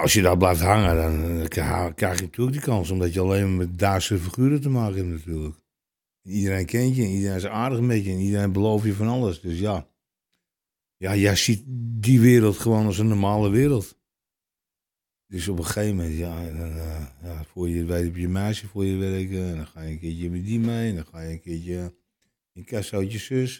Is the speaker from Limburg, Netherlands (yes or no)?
no; Amsterdam, North Holland, Netherlands; Ik ben geboren in de Vrolijkstraat in Amsterdam-Oost